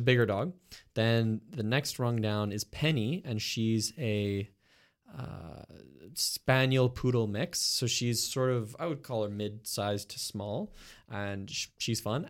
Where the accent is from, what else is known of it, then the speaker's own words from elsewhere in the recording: Montreal, Quebec, Canada; I grew up in the West Island